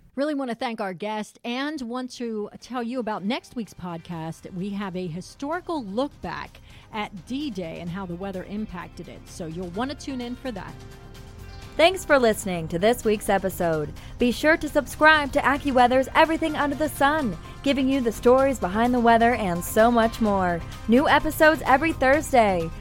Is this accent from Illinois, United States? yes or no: no; Pennsylvania, United States; growing up in Pennsylvania like I did